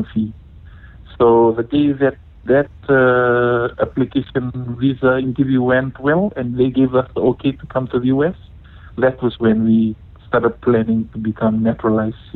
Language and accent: English; Fiji; moved away as an adult; now in Bay Area, United States; I'm from Fiji, born and raised in Fiji